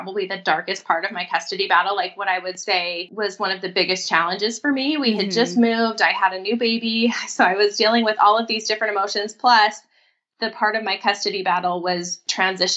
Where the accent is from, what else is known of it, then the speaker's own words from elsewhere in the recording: Mississippi and South Carolina, United States; now in Idaho, United States; I'm actually from the South. I grew up in Mississippi and South Carolina.